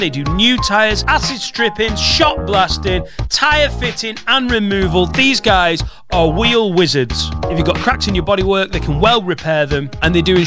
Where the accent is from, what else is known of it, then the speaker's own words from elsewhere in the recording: Penwortham, North West England, United Kingdom; I'm from Penwitham in Preston